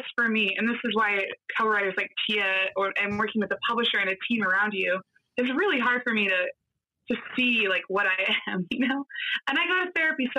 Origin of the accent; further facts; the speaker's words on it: Nebraska, United States; I grew up on a farm in Nebraska